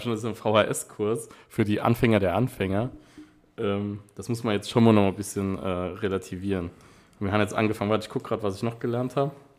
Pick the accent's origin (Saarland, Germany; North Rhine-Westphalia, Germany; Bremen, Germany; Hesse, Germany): Saarland, Germany; Wiebelskirchen; aus Wiebelskirchen, natürlich, aus meinem Heimatort